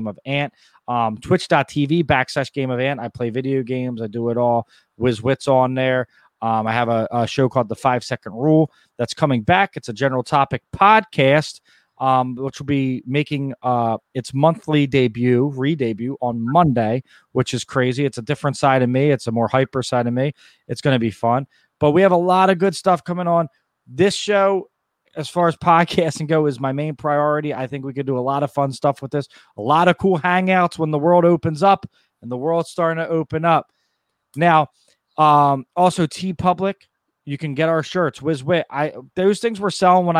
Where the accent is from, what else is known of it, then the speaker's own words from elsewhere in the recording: Wildwood, New Jersey, United States; I am from Wildwood, New Jersey